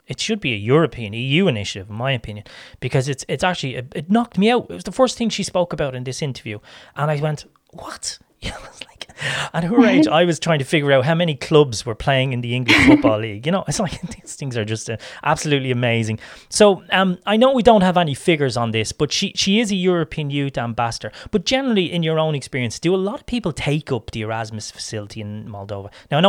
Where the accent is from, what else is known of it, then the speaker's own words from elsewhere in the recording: Ireland; I'm from Ireland